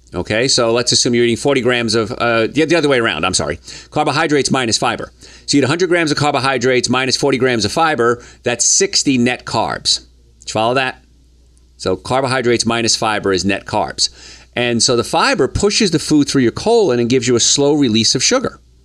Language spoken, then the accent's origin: English; Hoboken, New Jersey, United States; moved away as an adult; also born or lived in the South (US); growing up in Hoboken, New Jersey